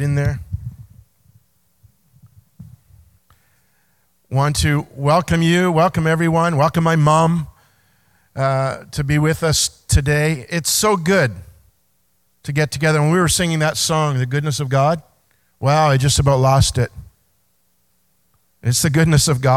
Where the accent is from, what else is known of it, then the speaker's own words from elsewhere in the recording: Belleville, Ontario, Canada; moved away as an adult; I grew up in Belleville, 22 years here, played my hockey here, went to Quinte Secondary School